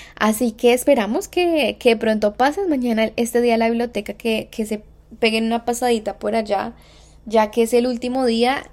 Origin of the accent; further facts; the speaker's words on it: Colombia; moved away; yo soy de Colombia